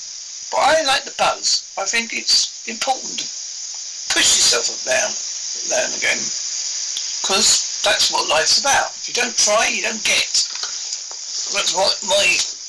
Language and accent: English; Westcliff-on-Sea, East of England, United Kingdom; born there; accent: Devon-Essex; also born or lived in Southend-on-Sea; It's my accent is Devon come Essex, because I was born in Essex. I was born in a place called Westcliff-on-Sea. I lived in Southend-on-Sea, which you may have heard of. It's a seaside resort in Essex.